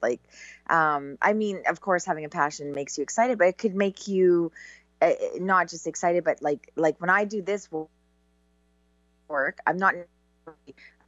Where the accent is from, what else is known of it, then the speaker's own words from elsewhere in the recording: Canada; I'm so Canadian